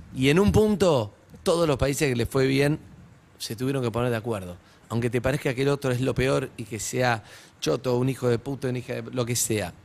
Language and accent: Spanish; Argentina; ese orgullo que tenemos de ser argentinos